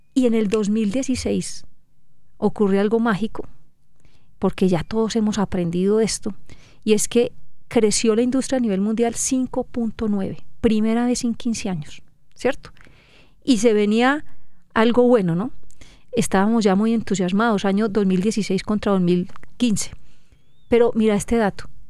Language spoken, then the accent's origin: Spanish; Colombia; somos 50 millones de colombianos